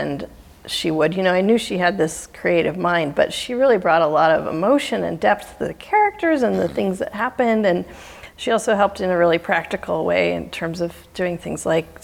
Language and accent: English; Oregon coast, United States; I grew up on the Oregon coast